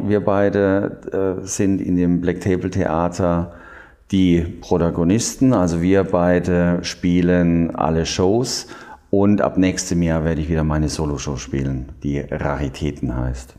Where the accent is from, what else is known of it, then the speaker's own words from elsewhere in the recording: Heidelberg, Baden-Württemberg, Germany; moved away; Ich komme ursprünglich aus Heidelberg